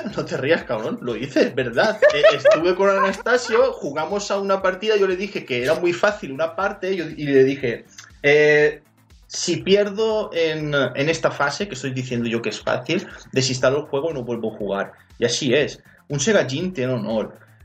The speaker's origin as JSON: {"language": "Spanish", "region": "Valencian Community", "country": "Spain", "said": "yo soy valenciano, la O es, abierta"}